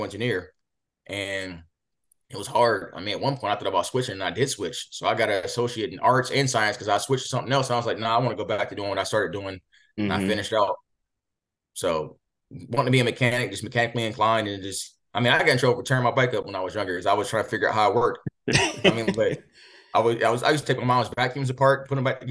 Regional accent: Columbus, Ohio, United States; I'm from Columbus, Ohio, and inner city schools

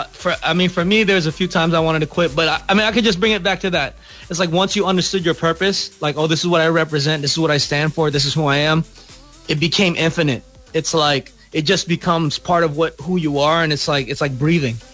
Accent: Philippines; So so we have a right now, you know, to kind of speak about being Filipino.

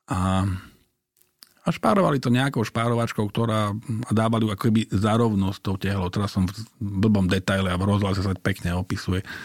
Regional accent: Bratislava, Bratislava Region, Slovakia; Tak ja som sa tam narodil. Ja som narodil na Krátkej, teda vyrastal som na Krátkej, kde moja babka bývala.

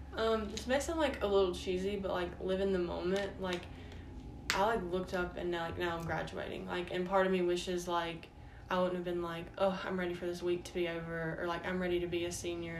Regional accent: Starkville, Mississippi, United States; also born or lived in Florence, Mississippi; I was born in Starkville, but when I was four, we moved to Florence, Mississippi. So I actually started kindergarten there um, and went to the two elementary schools there and then after fourth grade, we moved back to Starkville

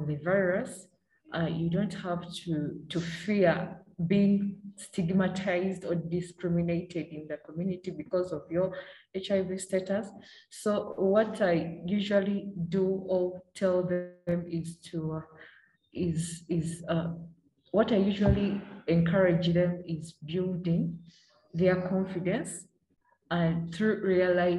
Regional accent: Uganda; also born or lived in Oyam District, Northern Uganda; Challenges that I've faced as a young girl growing up in Uganda.

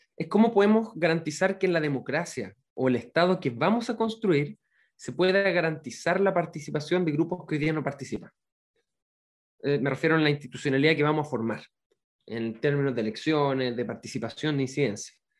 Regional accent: Santiago, Santiago Metropolitan Region, Chile; moved away as an adult; also born or lived in Palena Province, Los Lagos Region; now in Palena, Chile; Nací, crecí y estudié en Santiago, y apenas terminé la universidad, me fui a trabajar como médico a las zonas más rurales y aisladas de la región de los lagos

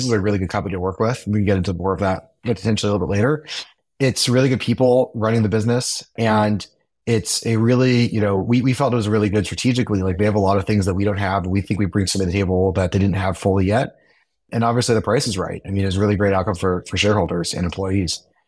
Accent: Silicon Valley, California, United States; I grew up in Silicon Valley

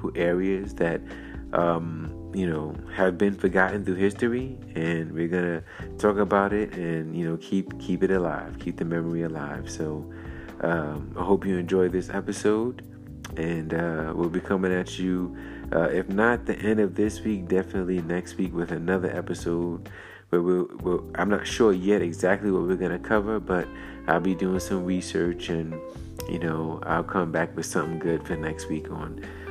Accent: New York, United States; I'm from New York

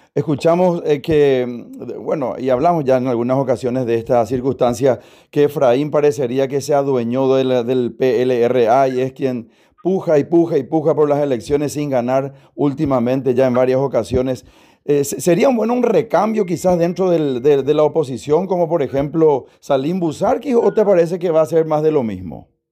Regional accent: Paraguay; como paraguayo, como ciudadano, como persona que vive en este bendito país

